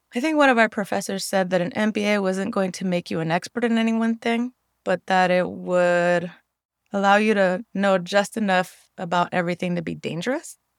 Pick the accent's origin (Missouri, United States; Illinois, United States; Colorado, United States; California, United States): California, United States; San Francisco; growing up in the Mission